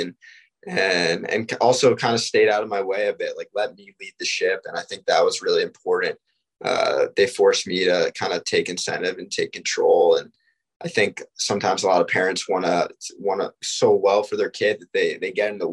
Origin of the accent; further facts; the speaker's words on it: Greenwich, Connecticut, United States; moved away as an adult; I went to prep school in Connecticut, actually in my hometown